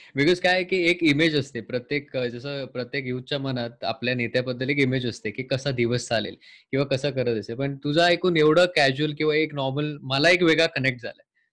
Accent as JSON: {"language": "Marathi", "town": "Sawantwadi", "region": "Maharashtra", "country": "India", "tie": "born or raised there", "said": "मी सिंधुदुर्गातलं आहे बेस्ट सावंतवाडी हे माझं गाव आहे"}